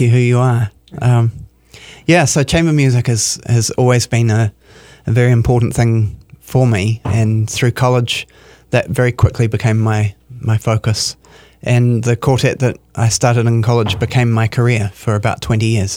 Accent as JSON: {"language": "English", "country": "New Zealand", "moved": "as an adult", "lives_now": "Minneapolis, United States", "said": "I'm from New Zealand."}